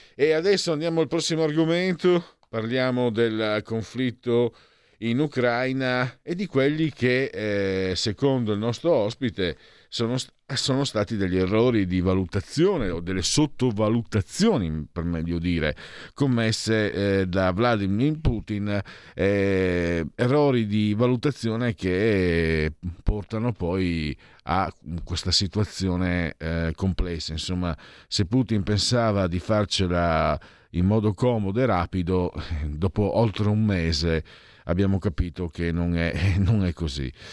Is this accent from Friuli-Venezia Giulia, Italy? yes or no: yes; Friuli-Venezia Giulia, Italy; io poi vengo dal Friuli